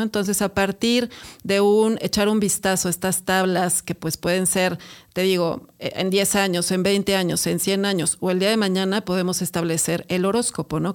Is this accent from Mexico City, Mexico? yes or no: yes; Mexico City, Mexico; Somos argüenderísimos los chilangos